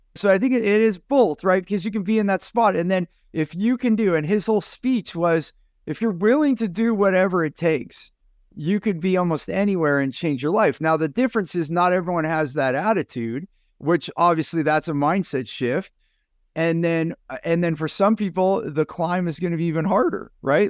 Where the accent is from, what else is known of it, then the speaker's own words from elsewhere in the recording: San Jose, California, United States; a Vietnamese young man that I, I grew up with in San Jose, California